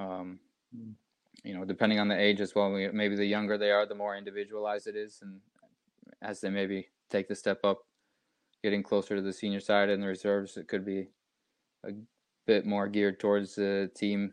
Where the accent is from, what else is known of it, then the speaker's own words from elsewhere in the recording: United States; Growing up in the United States